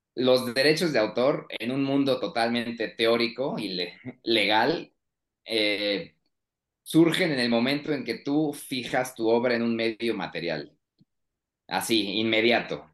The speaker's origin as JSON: {"language": "Spanish", "region": "Querétaro", "country": "Mexico", "moved": "yes", "lives_now": "Mexico City, Mexico", "said": "sí soy de origen queretano, pero ahora estoy en la Ciudad de México"}